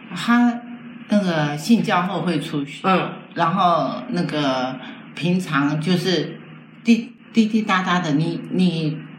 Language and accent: Chinese; Taiwan; also born or lived in mainland China; 他知道我是台湾来的